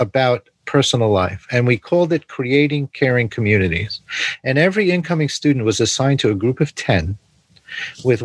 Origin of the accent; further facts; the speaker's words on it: New York City, New York, United States; I grew up in New York City